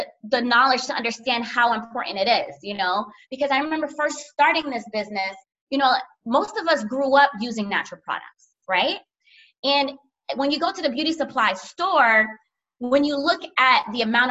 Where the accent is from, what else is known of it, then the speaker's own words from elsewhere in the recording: Miami, Florida, United States; also born or lived in Orlando, Florida / Haiti (parents); I'm from South Florida, Miami, and I went to school in Orlando